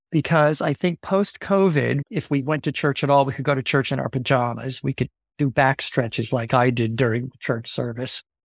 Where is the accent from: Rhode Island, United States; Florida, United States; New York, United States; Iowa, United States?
New York, United States; Long Island; moved away; I grew up on Long Island in a very small church